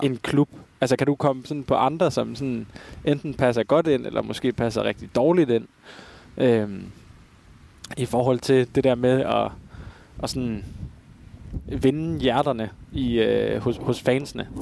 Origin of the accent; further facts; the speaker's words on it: Aarhus, Central Denmark Region, Denmark; Jeg kommer jo fra Aarhus